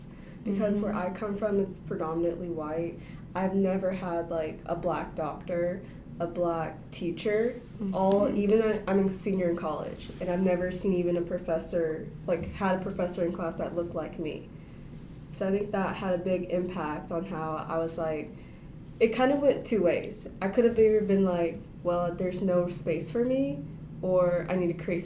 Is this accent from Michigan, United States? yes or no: no; Benton, Arkansas, United States; I'm from Benson, Arkansas